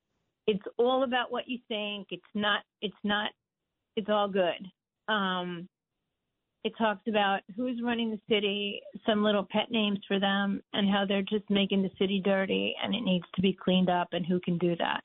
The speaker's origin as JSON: {"language": "English", "region": "New York", "country": "United States", "moved": "yes", "lives_now": "Clifton, United States", "said": "I was from New York. I'm in New Jersey now"}